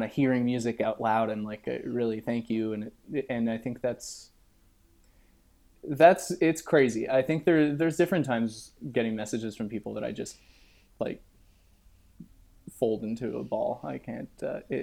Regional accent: Montreal, Quebec, Canada; I was just a young French Quebecois boy

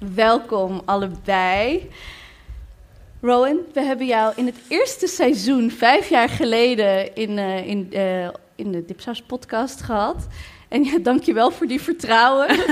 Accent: Maarssen, Utrecht, Netherlands; Ik ben opgegroeid in Maarsen.

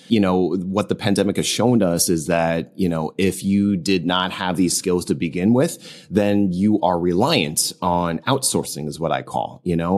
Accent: New Jersey, United States; now in Southern California, United States; I am originally from New Jersey. I'm based in Southern California.

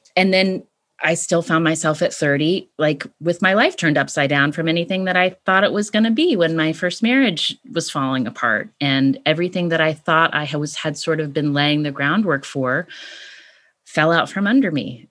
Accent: West Virginia, United States; born or raised there; moved away as an adult; also born or lived in California

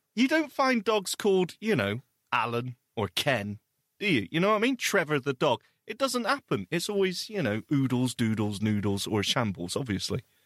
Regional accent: United Kingdom; we are British

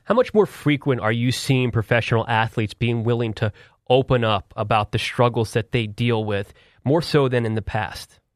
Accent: Philadelphia, Pennsylvania, United States; I'm from Philadelphia

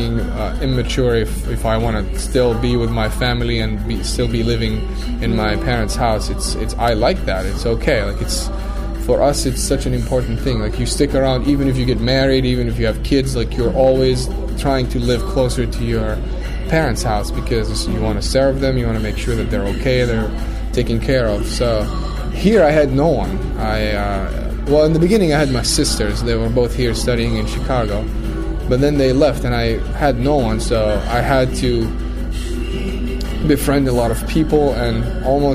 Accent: Saudi Arabia; moved away as an adult; as a young man growing up in Saudi

